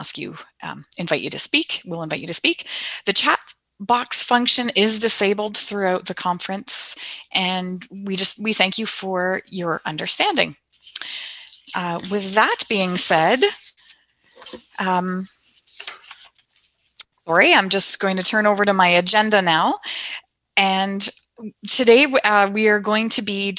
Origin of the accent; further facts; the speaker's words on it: Canada; I am from Canada